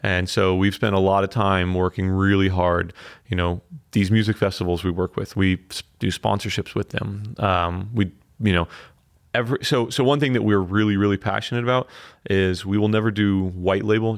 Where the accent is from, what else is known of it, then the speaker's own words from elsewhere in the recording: Fort Lauderdale, Florida, United States; moved away as an adult; now in Asheville, United States; we're from Fort Lauderdale